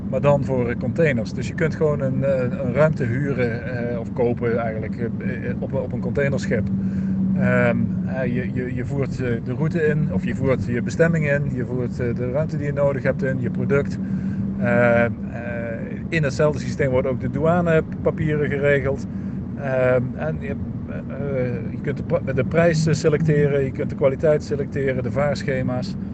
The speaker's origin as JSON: {"language": "Dutch", "region": "Zeeland", "country": "Netherlands", "said": "Als wij als Zeeuwen niet het, het allerbeste voorbeeld geven wat je kunt bedenken."}